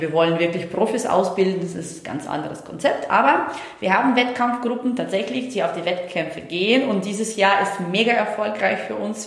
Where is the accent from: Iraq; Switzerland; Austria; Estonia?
Estonia; moved away; ich komme ja aus Estland gebürtig, also ich komme nicht aus Deutschland